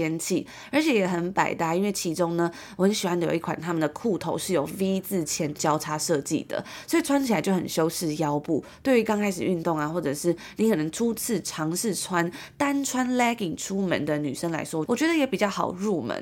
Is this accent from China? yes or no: no; Taiwan; 从小在台湾长大